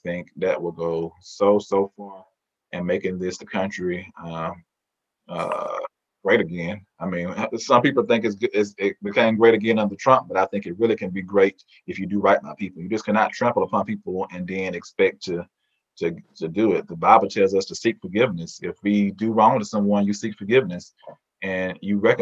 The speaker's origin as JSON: {"language": "English", "region": "Mississippi", "country": "United States", "tie": "born or raised there", "said": "I grew up in Mississippi"}